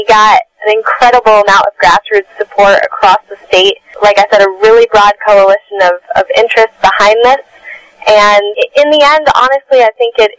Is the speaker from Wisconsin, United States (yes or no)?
no; New York, United States; I'm in New York. I'm a New Yorker myself